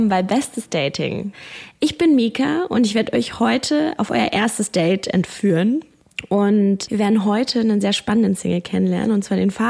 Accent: Berlin, Germany; Ich komme eigentlich aus Berlin, habe jetzt aber etwas länger nicht mehr in Berlin gewohnt

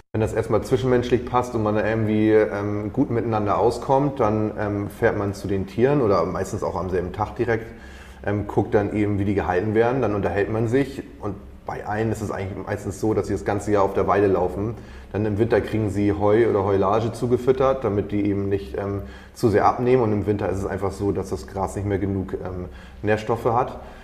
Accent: Schleswig-Holstein, Germany; moved away; ich komme aus Schleswig-Holstein. Wir sind jetzt wieder nach Schleswig-Holstein zurückgegangen

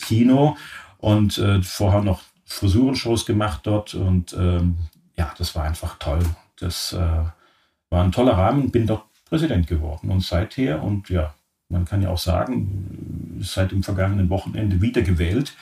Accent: Oberharmersbach, Baden-Württemberg, Germany; moved away; meine Eltern ein Friseurgeschäft hatten, mitten im Schwarzwald in einem sehr idyllischen kleinen Ort namens Oberharemersbach. Das ist in der Nähe von Offenburg

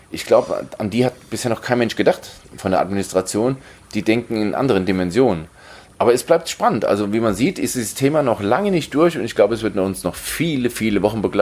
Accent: Southern Germany, Germany; so geht es uns Süddeutschen

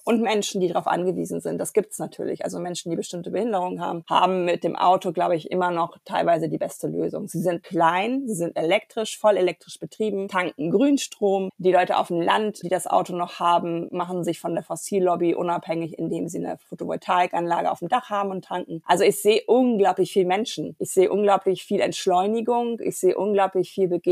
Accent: Germany; als Deutsche

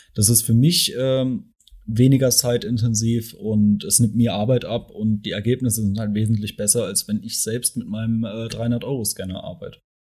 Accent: Mannheim, Baden-Württemberg, Germany; ich komme ja aus Mannheim.

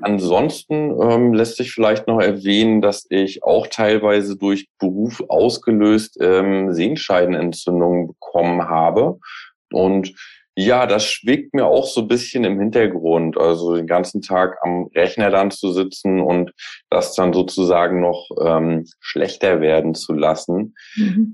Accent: Rostock, Mecklenburg-Vorpommern, Germany; now in Hamburg, Germany; Aus dem Norden auch, mhm. mhm. also aus Rostock

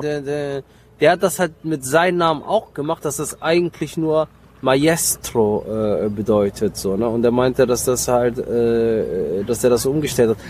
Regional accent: Mönchengladbach, North Rhine-Westphalia, Germany; moved away as an adult; now in Cologne, Germany; ich bin in Mönchengladbach groß geworden

